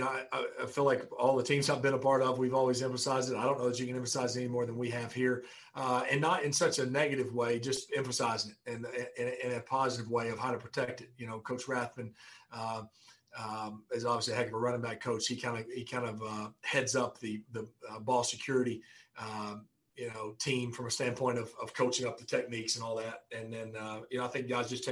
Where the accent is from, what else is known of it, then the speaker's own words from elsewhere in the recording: North Alabama, United States; growing up in North Alabama